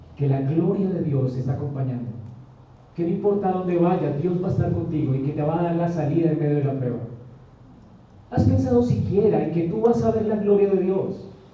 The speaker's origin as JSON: {"language": "Spanish", "country": "Colombia"}